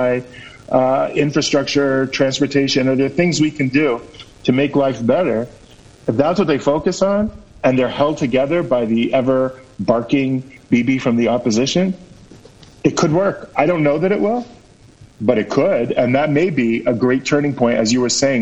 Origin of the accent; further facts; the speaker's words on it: United States; moved away as an adult; now in Israel; I'm an ole from America. I'm very used to American politicians